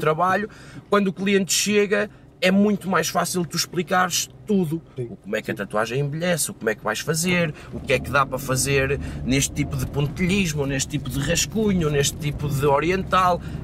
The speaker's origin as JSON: {"language": "Portuguese", "region": "Madeira", "country": "Portugal", "tie": "born or raised there", "moved": "yes", "said": "minha terra, em Seja na Madeira"}